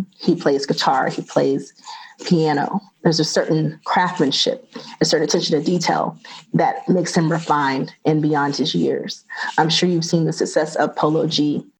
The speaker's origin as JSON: {"language": "English", "region": "the South", "country": "United States", "said": "And I'm from the South, so I know what football means to the South."}